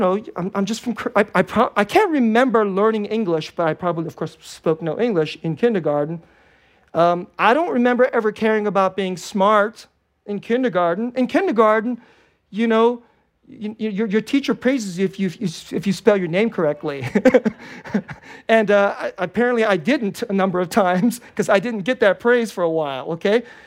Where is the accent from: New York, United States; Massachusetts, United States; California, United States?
California, United States; Bay Area; English is a second language; also born or lived in Korea / Richmond, California / Hayward, California; I was born in Korea, and my parents, you know, you know, we immigrated to the United States when I was five years old. I'm a Bay Area kid